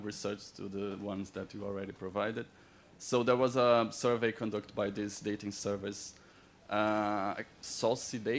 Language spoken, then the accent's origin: English; Brazil; now in New Zealand; I was born and raised in Brazil